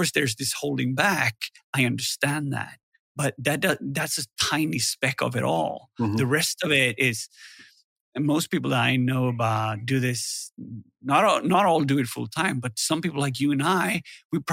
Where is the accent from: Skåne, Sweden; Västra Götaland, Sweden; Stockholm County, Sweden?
Västra Götaland, Sweden; Gothenburg; Security Fest here in Gothenburg. Mm-hmm. Pretty biased because it's my hometown